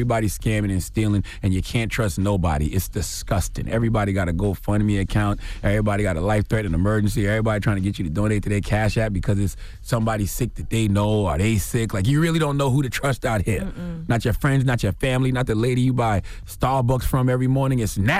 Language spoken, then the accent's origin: English; South Carolina, United States; Drop on the clues bombs for my home state, South Carolina.